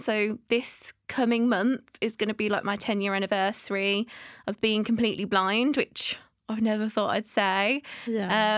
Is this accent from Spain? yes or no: no; Birmingham, West Midlands, United Kingdom; now in London, United Kingdom; I'm originally from Birmingham